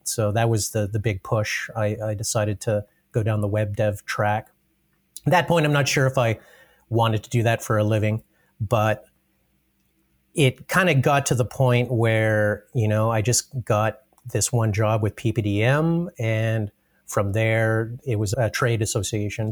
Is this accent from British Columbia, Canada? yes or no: no; Brooks, Alberta, Canada; also born or lived in Calgary; I guess I'm born and raised Albertan, but mostly in Brooks. So I, I grew up in Brooks